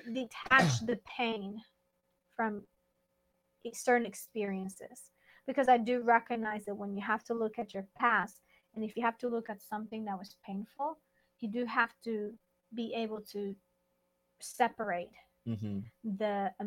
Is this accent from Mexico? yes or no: yes; Mexico; I'm Mexican